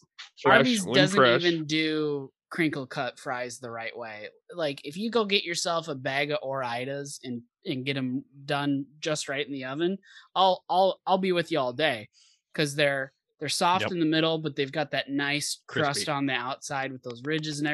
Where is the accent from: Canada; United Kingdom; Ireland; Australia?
Ireland; I'm an Irishman. I should know, and I reject your idea of crinkle cut.